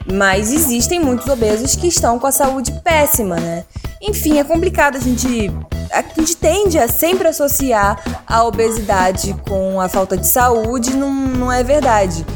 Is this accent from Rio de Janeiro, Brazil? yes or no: yes; Rio de Janeiro, Brazil; nós enquanto brasileiros, né, cariocas